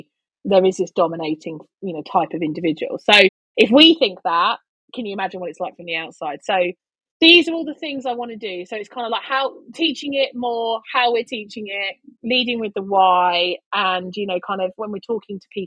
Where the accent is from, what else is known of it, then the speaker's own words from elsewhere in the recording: London, United Kingdom; I'm from East London